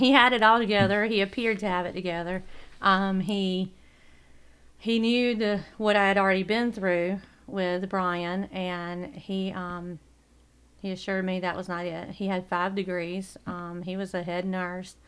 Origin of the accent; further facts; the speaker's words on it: Coward, South Carolina, United States; I grew up in Coward, South Carolina.